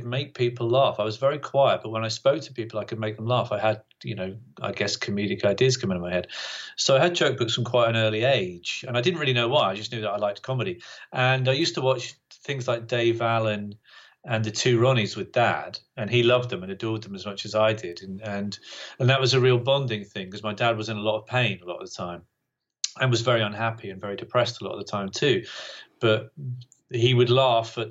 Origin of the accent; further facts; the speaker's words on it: Great Yarmouth, East of England, United Kingdom; also born or lived in Bungay, Suffolk / Norwich; my dad died when I was 10. And after that, we moved to Great Yarmouth